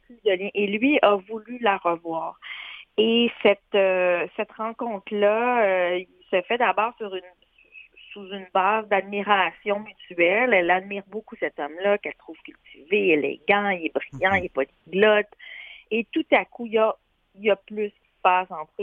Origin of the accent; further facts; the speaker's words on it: Quebec, Canada; ici chez nous au Québec